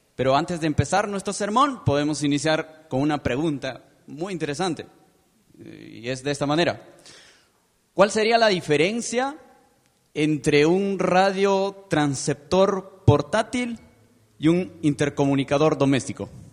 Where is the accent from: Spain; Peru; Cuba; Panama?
Peru; moved away as an adult; now in Guatemala City, Guatemala; soy peruano de nacimiento